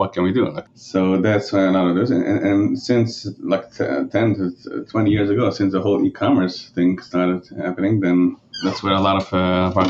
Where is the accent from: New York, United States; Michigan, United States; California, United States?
New York, United States; Monroe; first language Yiddish; English is a second language; So I grew up in upstate New York. I mean, it's in a Jewish community. It's actually in Monroe